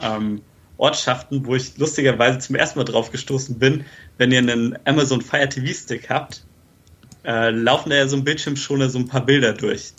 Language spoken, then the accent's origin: German; near the border with Hesse, northern Bavaria, Germany; ich komme jetzt auch eher aus Bayern halt, zwar im Norden, auch eher so Grenze Richtung Hessen